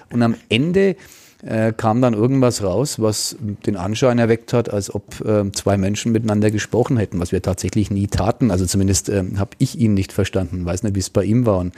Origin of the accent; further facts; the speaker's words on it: Franconia, Bavaria, Germany; accent: Franconian; meinen fränkischen Dialekt